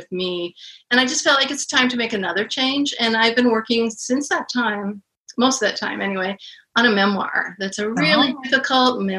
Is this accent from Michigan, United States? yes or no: no; Portland, Oregon, United States; now in Seattle, United States; I'm a Portland girl too